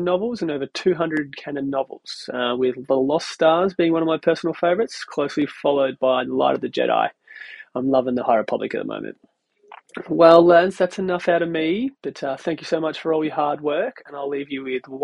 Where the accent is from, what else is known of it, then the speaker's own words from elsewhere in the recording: Australia; moved away as an adult; now in Connecticut, United States; I'm from Australia. But I recently moved to the States and now reside in Connecticut